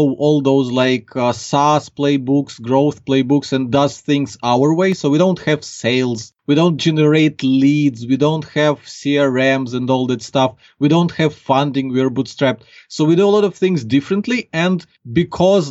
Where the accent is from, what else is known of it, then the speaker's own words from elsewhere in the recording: Ukraine; accent: Ukrainian; English is a second language; I'm from Ukraine. So like now we're talking and people can clearly get from my accent that I'm not a native English speaker.